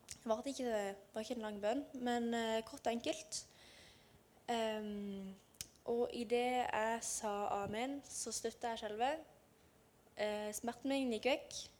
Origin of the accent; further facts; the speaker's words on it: Lyngdal, Agder, Norway; Jeg kommer fra Lyngdal og bor i Lyngdal